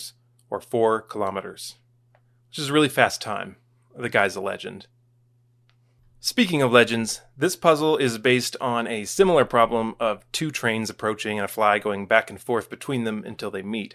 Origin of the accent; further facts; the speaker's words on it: Texas, United States; As a Texan